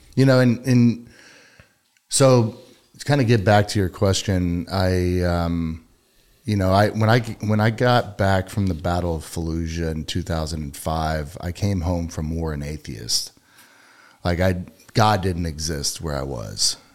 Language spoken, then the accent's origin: English; Katy, Texas, United States; I grew up in Katy